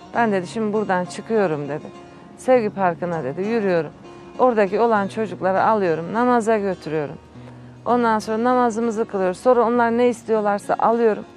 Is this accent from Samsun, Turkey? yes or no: no; Istanbul, Turkey; ben doğma büyüme İstanbul.